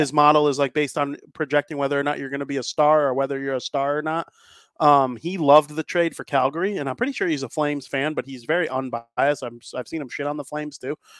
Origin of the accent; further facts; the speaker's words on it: Chicago, Illinois, United States; I'm from Chicago